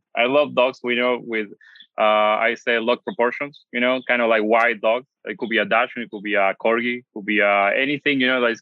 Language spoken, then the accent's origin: English; Buenos Aires Province, Argentina; English is a second language; moved away as an adult; also born or lived in Mar del Plata / Bolivar / Canada / Barcelona; now in Los Angeles, United States; I grew up in Argentina, but my dad traveled a lot, so we used to travel a bit much.